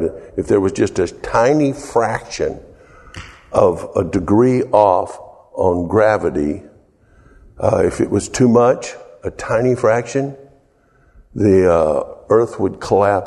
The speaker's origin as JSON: {"language": "English", "region": "the South", "country": "United States", "moved": "yes", "said": "I'm from the South"}